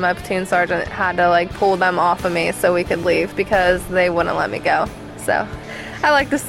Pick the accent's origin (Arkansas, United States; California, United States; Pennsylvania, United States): Pennsylvania, United States; I'm from Pennsylvania, and I am 20 years old.